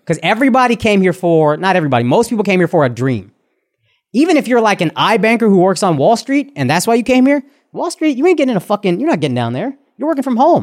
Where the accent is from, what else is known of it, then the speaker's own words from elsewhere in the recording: Texas, United States; as a Texan